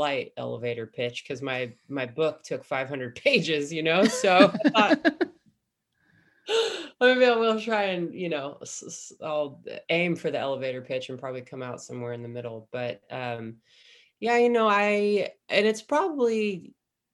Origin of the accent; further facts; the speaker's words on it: Humboldt County, Northern California, United States; growing up in Humboldt County in Northern California